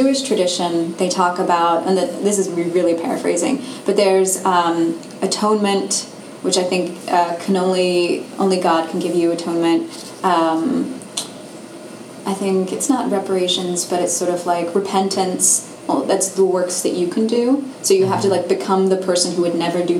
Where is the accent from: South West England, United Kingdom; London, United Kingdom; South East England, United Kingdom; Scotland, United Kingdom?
London, United Kingdom; moved away; I grew up in London